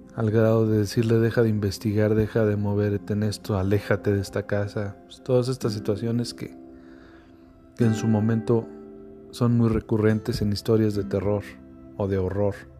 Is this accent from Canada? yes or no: no; Mexico; ese orgullo, de decir que somos mexicanos